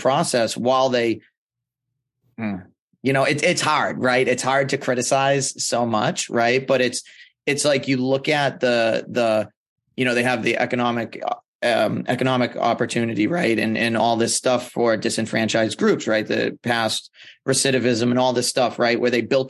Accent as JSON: {"language": "English", "region": "Massachusetts", "country": "United States", "tie": "born or raised there", "said": "I grew up in Massachusetts"}